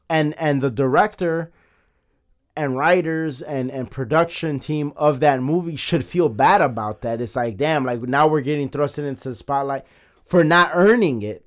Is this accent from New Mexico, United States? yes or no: no; Chicago, Illinois, United States; I'm from Chicago